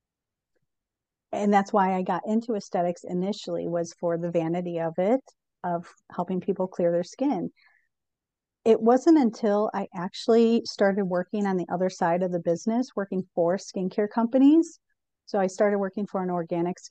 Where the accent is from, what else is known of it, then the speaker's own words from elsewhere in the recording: Chicago, Illinois, United States; also born or lived in Colorado; now in Northwest Arkansas, United States; I was from Chicago, lived in Colorado, and we ended up in Arkansas